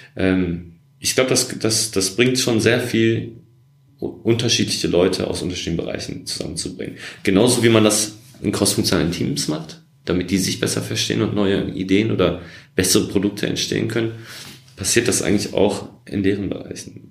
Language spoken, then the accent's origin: German; Essen, North Rhine-Westphalia, Germany; moved away as an adult; now in Berlin, Germany; Ich bin im Ruhrgebiet groß geworden, in Essen